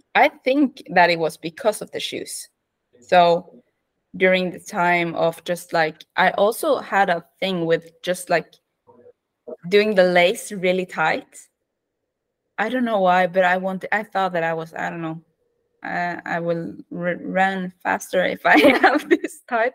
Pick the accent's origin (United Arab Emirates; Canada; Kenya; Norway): Norway; Western Norway; English is a second language; moved away as an adult; now in Oslo, Norway; I'm from Norway. I grew up west, uh, in the west of Norway uh, near the fjords and mountains